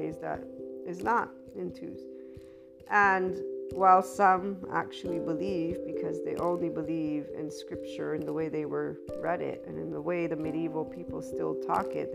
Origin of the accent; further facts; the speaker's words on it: United States; also born or lived in Italy; I'm an American Italian, and I am American of, you know, birth